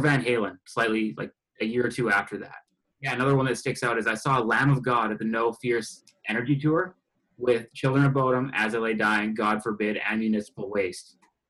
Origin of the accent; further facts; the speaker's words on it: Grand Prairie, Alberta, Canada; I was born here, yeah. So that's Grand Prairie, Alberta, and it's way up north. It's all oil field.